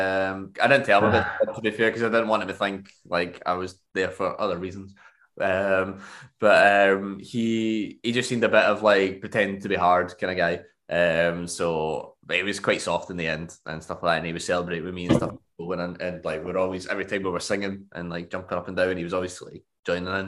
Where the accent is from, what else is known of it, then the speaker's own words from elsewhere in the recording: Scotland, United Kingdom; now in Germany; I come off Scotland